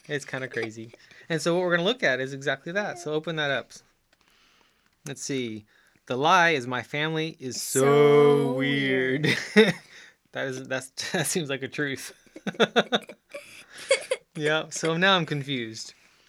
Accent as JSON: {"language": "English", "country": "Chile", "tie": "born or raised there", "said": "Yes, I grew up in Chile. South America."}